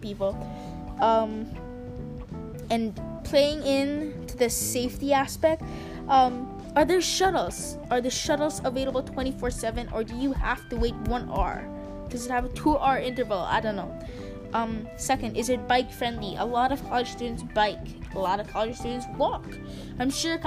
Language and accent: English; Philippines; as a Filipino